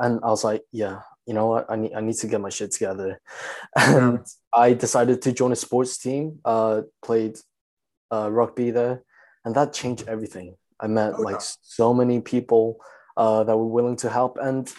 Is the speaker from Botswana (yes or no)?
no; China; also born or lived in South Korea; when I already had like so much exposure growing up in China and Korea?